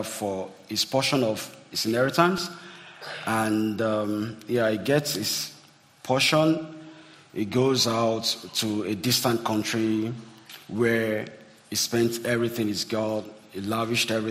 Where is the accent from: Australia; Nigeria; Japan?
Nigeria; growing up in Nigeria